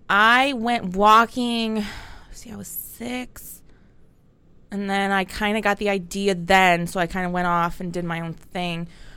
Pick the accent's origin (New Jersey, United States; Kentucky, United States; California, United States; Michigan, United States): Michigan, United States; Southfield; Well, I'm born and raised. I was born and raised in Southfield.